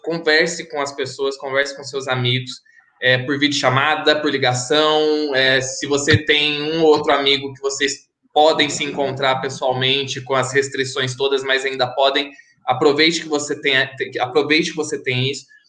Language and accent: Portuguese; Santa Rita, Brazil; minha cidade, Santa Rita